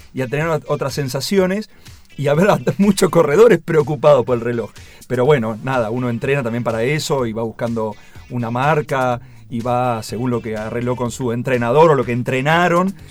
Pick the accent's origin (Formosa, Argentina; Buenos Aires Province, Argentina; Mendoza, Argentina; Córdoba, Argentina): Buenos Aires Province, Argentina; Tandil; moved away as an adult; now in Buenos Aires, Argentina; corrí a la maratón Tandilia un montón de veces en, en postas, con el secundario, con la primaria